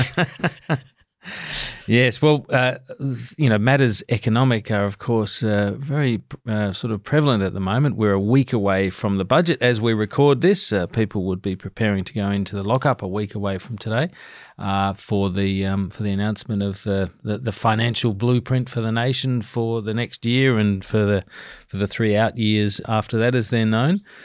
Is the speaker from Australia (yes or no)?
yes; Adelaide Hills, South Australia, Australia; now in Canberra, Australia; I grew up in wine country in the Adelaide Hills